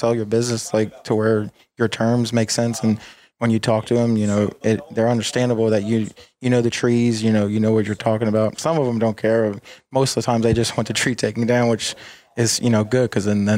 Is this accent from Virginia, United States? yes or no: yes; Woodbridge, Virginia, United States; basically Woodbridge, Virginia / Dumfries, Prince William County. I'm from Virginia